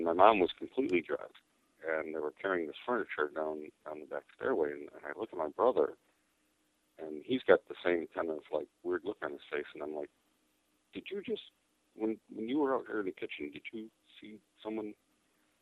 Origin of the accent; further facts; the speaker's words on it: Cicero, Illinois, United States; also born or lived in Chicago; I grew up in Cicero, which is, I was born in Chicago, grew up in Cicero